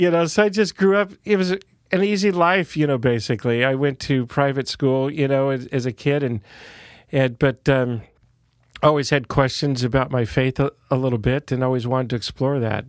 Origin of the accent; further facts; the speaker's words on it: Santa Cruz, California, United States; I was born in Santa Cruz, California, the original hippieville of California.